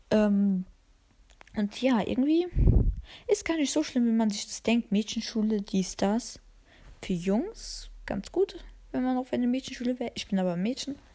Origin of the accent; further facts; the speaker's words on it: Albania; Und ich liebe Dragon Ball und bin Albanerin. Ganz wichtig, dass ich Albanerin bin.